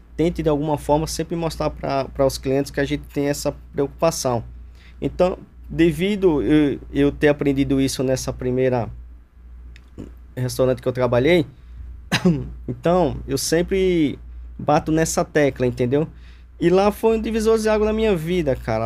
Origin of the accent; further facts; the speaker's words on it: Alagoas, Brazil; moved away as an adult; also born or lived in Arapiraca / Campo Grande, Alagoas / Girau do Ponciano / Traipu; now in São Paulo, Brazil; Sou natural de Alagoas